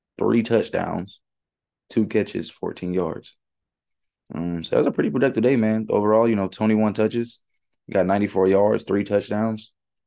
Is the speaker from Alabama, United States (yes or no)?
no; Baltimore, Maryland, United States; I'll go ahead back to my hometown.